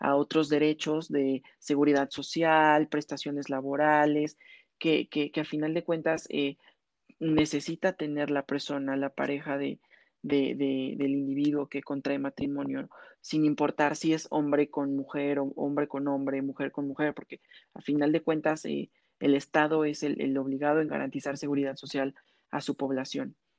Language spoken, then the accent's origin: Spanish; Mexico; como mexicanos